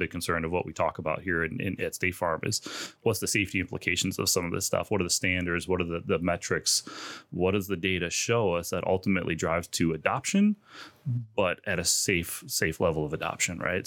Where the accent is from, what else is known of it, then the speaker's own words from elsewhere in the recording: Chicago, Illinois, United States; moved away as an adult; now in Bloomington, United States; I grew up in the Chicagoland area